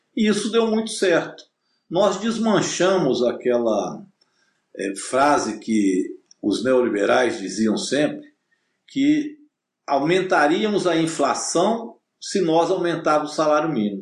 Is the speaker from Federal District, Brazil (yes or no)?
no; Minas Gerais, Brazil; nós que somos mineiros